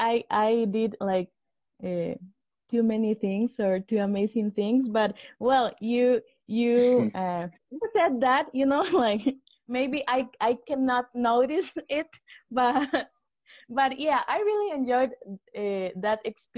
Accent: Costa Rica; English is a second language; I am from Costa Rica.

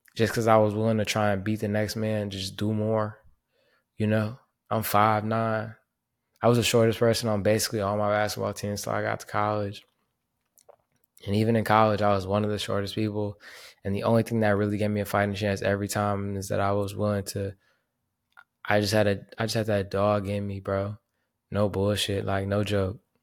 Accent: Panama; my hometown in Panama

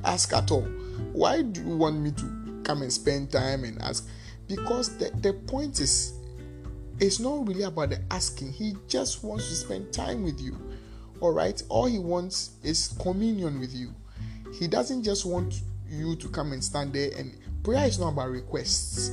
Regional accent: Ghana; Because I'm I'm Ghanaian, I'm anglophone

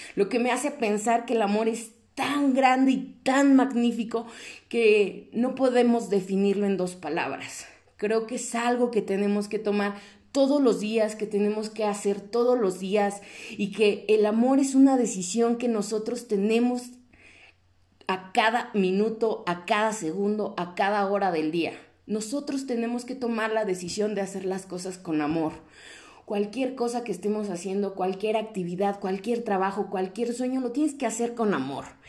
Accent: Mexico; como personas mexicanas con valores

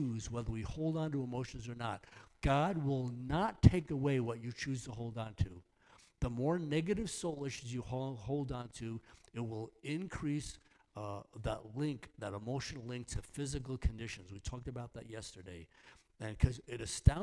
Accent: New York, United States; I'm from New York. Actually, I'm from New York

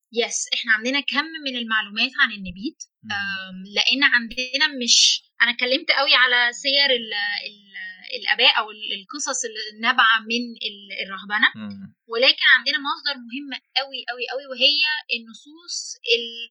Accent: Egypt; احنا عندنا هنا

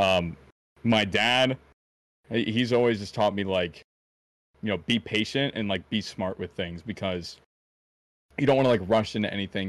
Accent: around Chicago, the Midwest, Illinois, United States; I was born right around Chicago, like, the Midwest area

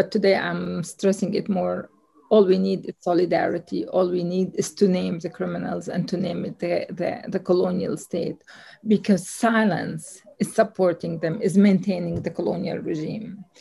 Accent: Haifa, Haifa District, Israel; now in Jerusalem; I'm from Haifa. I was born in Haifa

